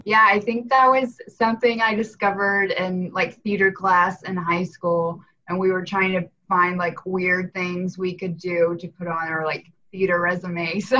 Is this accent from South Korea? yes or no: no; Knoxville, Tennessee, United States; moved away as an adult; now in Nashville, United States; I'm originally from Knoxville, Tennessee.